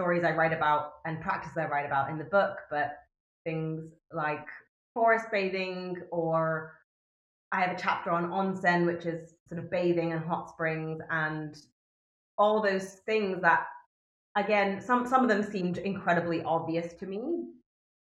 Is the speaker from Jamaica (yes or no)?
no; Japan; I'm half English, but I speak Japanese. I grew up with the culture